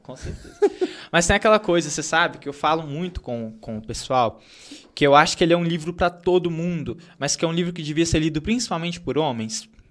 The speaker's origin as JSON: {"language": "Portuguese", "town": "Santa Bárbara do Leste", "region": "Minas Gerais", "country": "Brazil", "tie": "born or raised there", "said": "Eu cresci na roça, Uhum. Então, sou de Santa Bárbara do Leste"}